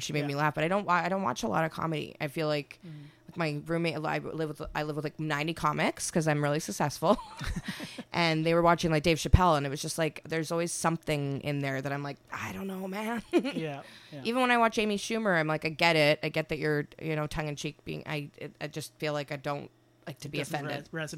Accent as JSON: {"language": "English", "town": "Winnipeg", "region": "Manitoba", "country": "Canada", "tie": "born or raised there", "said": "I guess it did when I lived there, because it was like Utah. It's kind of like I feel like Winnipeg is a bit separated from everything."}